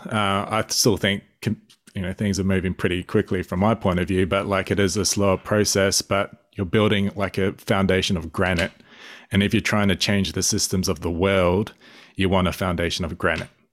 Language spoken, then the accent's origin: English; New Zealand; I'm a Kiwi myself. I'm a Māori, so Indigenous New Zealander